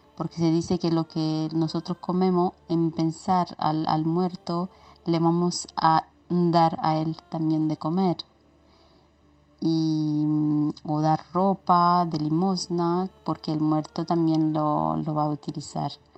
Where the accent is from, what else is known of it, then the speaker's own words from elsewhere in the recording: Romania; ¿cómo se celebra Halloween en Rumanía, en mi país?